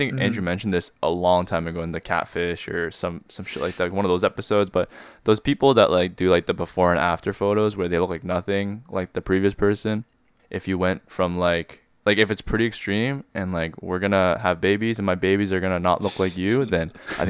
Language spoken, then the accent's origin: English; Canada; growing up in Canada as Koreans.